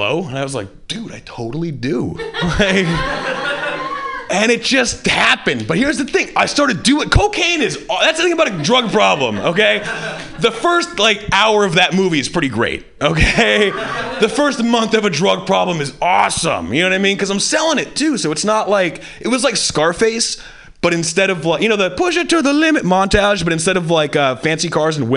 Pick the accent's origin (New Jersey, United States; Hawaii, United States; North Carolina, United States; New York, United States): Hawaii, United States; I grew up white in Hawaii